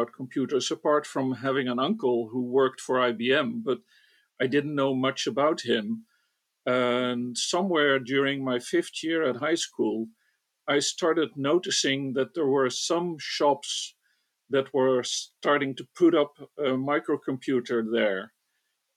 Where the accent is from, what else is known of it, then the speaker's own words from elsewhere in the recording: northeast Netherlands, Netherlands; also born or lived in Rotterdam; eventually they settled in the northeast of the Netherlands. So I grew up, and for Dutch reference, far away from Amsterdam, and went to school there